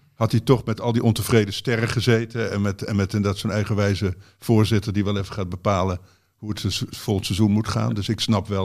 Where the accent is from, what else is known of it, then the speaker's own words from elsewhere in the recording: Zaltbommel, Gelderland, Netherlands; moved away; Bommel waar ik vandaan kom